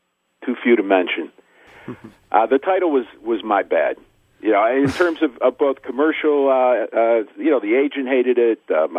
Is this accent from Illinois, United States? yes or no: no; Miami, Florida, United States; like I was with the Miami Heat back in the 2010-2011 season. You know, it's weird because it's my hometown, and I know the players.